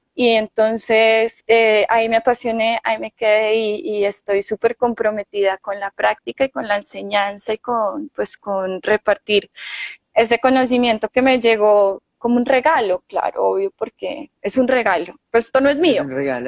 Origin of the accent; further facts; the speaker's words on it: Manizales, Caldas, Colombia; yo soy de acá de Manizales